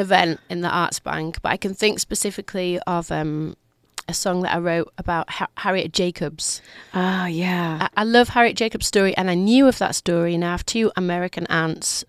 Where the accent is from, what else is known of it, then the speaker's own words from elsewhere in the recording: Leeds, Yorkshire and the Humber, United Kingdom; I'm from Leeds, which is 200 miles north of London